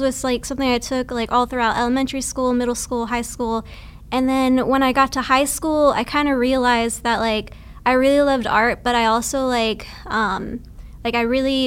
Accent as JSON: {"language": "English", "region": "Texas", "country": "United States", "tie": "born or raised there", "also_born_or_lived": "Vancouver", "moved": "as an adult", "lives_now": "Bay Area, United States", "said": "I was born and raised in Texas"}